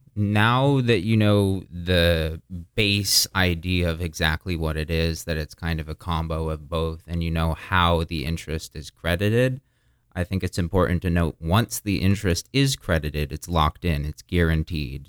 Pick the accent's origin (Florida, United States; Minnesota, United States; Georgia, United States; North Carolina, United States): Florida, United States; also born or lived in Burlington, Vermont / Boston; I was born in Burlington, Vermont. Um, I spent very little of my life up there, rather immediately moved down to Florida. Um, I've spent most of my life in Florida.